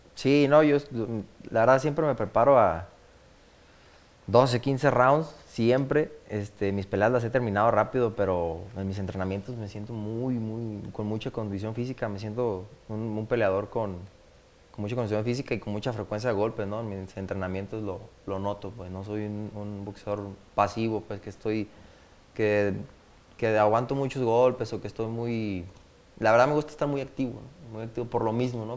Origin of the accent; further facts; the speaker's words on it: Guadalajara, Jalisco, Mexico; also born or lived in La Palma; soy nacido pues en Guadalajara